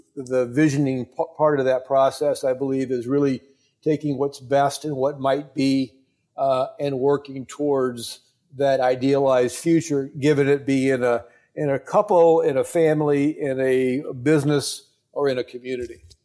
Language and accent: English; Tampa, Florida, United States; my hometown, Tampa?